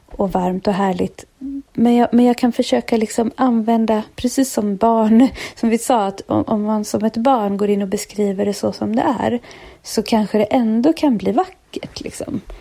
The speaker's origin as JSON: {"language": "Swedish", "town": "Stockholm", "region": "Stockholm County", "country": "Sweden", "tie": "born or raised there", "also_born_or_lived": "Kalmar", "moved": "yes", "lives_now": "Öland, Sweden", "said": "jag är ju född i Stockholm och jag har bott jättemycket i Stockholm, också delvis uppväxt i Kalmar"}